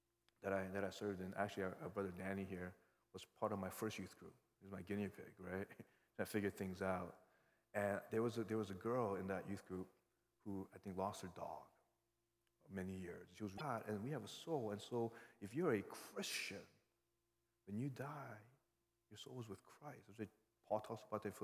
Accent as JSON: {"language": "English", "region": "New York", "country": "United States", "tie": "born or raised there", "said": "I grew up in New York"}